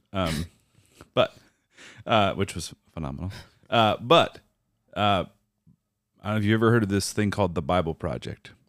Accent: Minnesota, United States; moved away; also born or lived in Iowa; I grew up in Minnesota

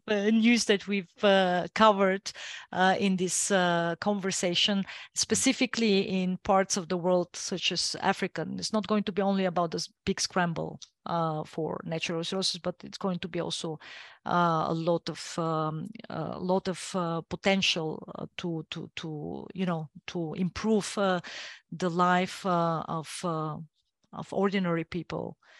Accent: Bulgaria; first language Bulgarian; English is a second language; I like my mother tongue best

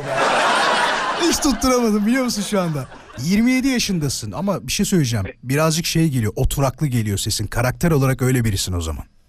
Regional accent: İzmit, Kocaeli, Turkey; ben İzmit'liyim

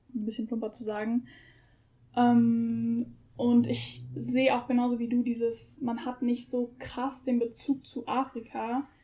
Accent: Germany; ich bin auch ausschließlich in Deutschland aufgewachsen, bin hier geboren, sozialisiert

